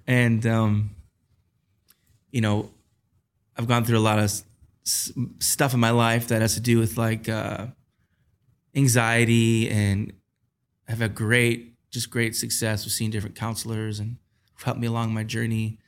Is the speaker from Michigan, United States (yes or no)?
yes; Taylor, Michigan, United States; I grew up in Michigan in a, a, city called Taylor, which is about ten minutes south of Detroit